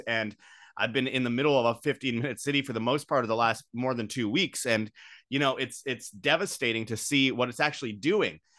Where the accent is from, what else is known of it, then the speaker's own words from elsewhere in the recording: Winnipeg, Manitoba, Canada; Winnipeg, Canada, my hometown